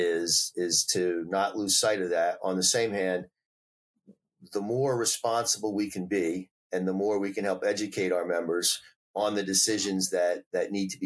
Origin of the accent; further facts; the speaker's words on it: New Jersey, United States; also born or lived in Washington State; now in Rhode Island, United States; I started off in New Jersey